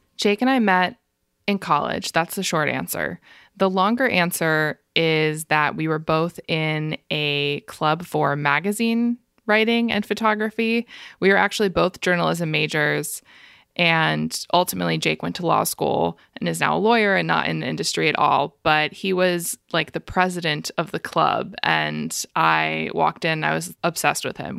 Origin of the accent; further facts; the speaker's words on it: Tampa, Florida, United States; moved away as an adult; also born or lived in Maryland / New Jersey / New York; now in Philadelphia, United States; I was born in Maryland. I lived in New Jersey for a little bit, but I basically grew up in Tampa, Florida from second grade until I graduated from college